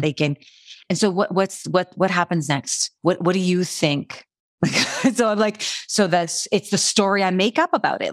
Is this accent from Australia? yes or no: no; Canada; I'm Canadian